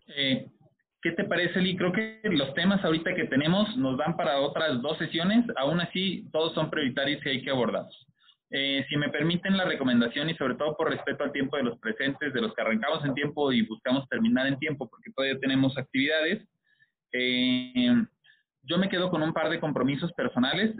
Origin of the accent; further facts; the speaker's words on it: Mexico; como mexicanos